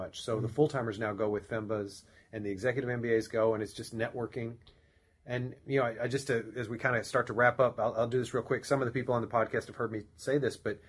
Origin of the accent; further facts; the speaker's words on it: Denison, Texas, United States; now in Los Angeles, United States; from Denison, Texas, in you know, kind of the backwoods where I grew up.